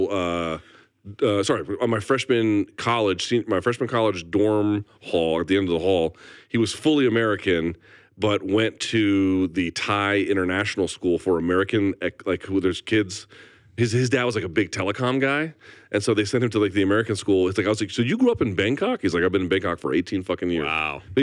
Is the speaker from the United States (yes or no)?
no; New Delhi, Delhi, India; born there; I was born in New Delhi, India.